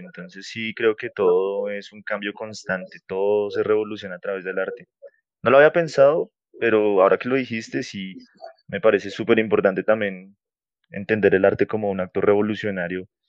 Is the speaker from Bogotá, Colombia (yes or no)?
yes; Bogotá, Colombia; moved away as an adult; now in Sopó, Colombia; soy de Bogotá, pero actualmente estoy viviendo fuera de la ciudad. Estoy viviendo en un municipio que se llama Sopó.